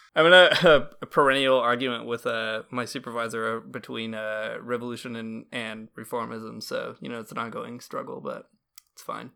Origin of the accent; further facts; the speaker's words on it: Michigan, United States; I'm from Michigan